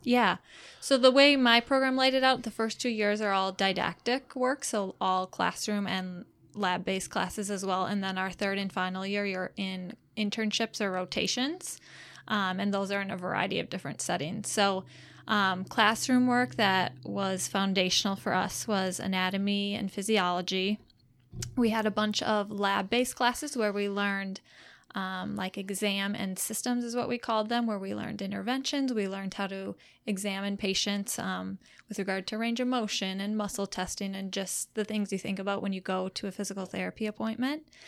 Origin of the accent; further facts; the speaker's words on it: Marshfield, Wisconsin, United States; also born or lived in Madison, Wisconsin / Rochester, Minnesota; I grew up in Marshfield, Wisconsin, so that's only about a fifty minute drive from home for me working here right now.